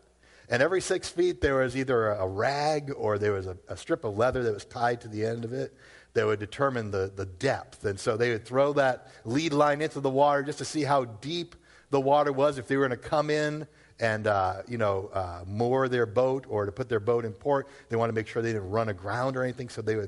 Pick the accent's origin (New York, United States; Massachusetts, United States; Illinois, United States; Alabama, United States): Massachusetts, United States; Worcester; I grew up in Worcester. What do you want from me?